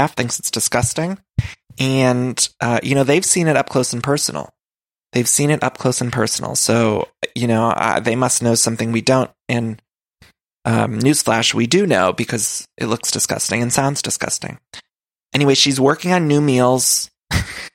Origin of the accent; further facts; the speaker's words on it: Ohio, United States; accent: Ohio; also born or lived in Chicago; Emily's from Ohio, and so am